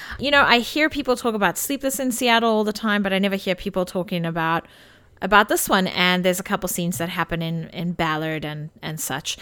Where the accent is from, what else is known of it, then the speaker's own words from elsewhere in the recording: South Africa; moved away; growing up in South Africa